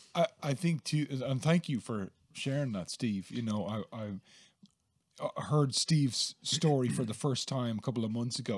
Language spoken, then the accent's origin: English; Dublin, Leinster, Ireland; now in Gorey, Ireland; I grew up in Dublin, and I, I live now in Gorey County, Wexford